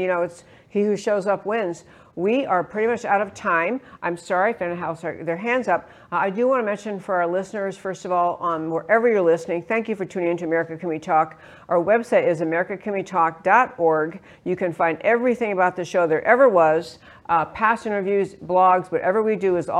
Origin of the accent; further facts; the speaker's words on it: New York, United States; also born or lived in California; now in Texas, United States; I grew up in New York, don't tell anybody, and lived in California many years